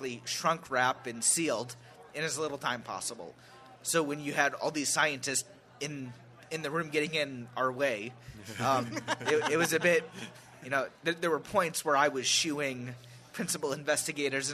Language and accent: English; Oklahoma, United States; I'm from Oklahoma